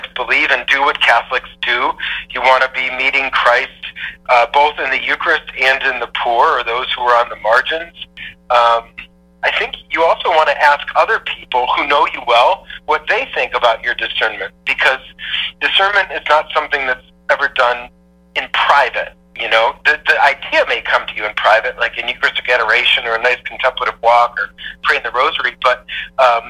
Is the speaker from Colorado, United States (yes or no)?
no; Parma, Ohio, United States; also born or lived in Cleveland, Ohio; I was born in Parma, Ohio. Not like super fancy. Like, I'm from Cleveland, so we're meat and potatoes